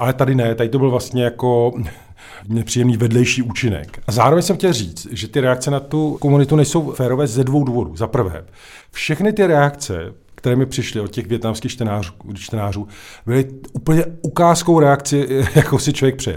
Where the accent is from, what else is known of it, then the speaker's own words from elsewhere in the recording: Czechia; my sice se umíme jako Češi smát